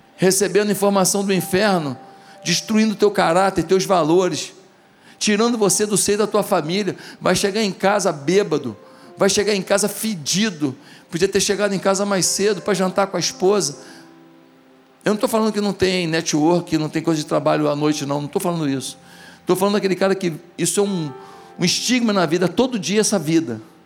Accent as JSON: {"language": "Portuguese", "area": "Marechal Hermes", "region": "Rio de Janeiro", "country": "Brazil", "tie": "born or raised there", "said": "Quando eu era pequeno, lá em Marechal Hermes, do lado da igreja"}